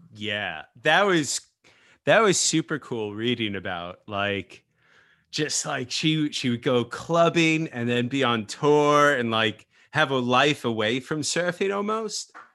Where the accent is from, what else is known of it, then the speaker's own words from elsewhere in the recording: United States; I'm American surfer